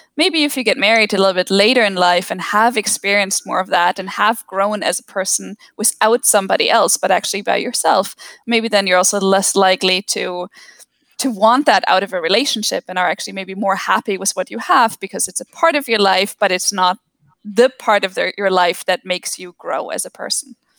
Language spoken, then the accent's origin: English; Germany; born or raised there